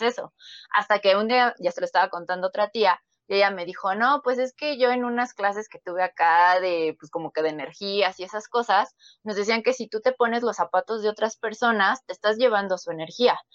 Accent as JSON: {"language": "Spanish", "region": "Mexico City", "country": "Mexico", "said": "yo soy de la Ciudad de México"}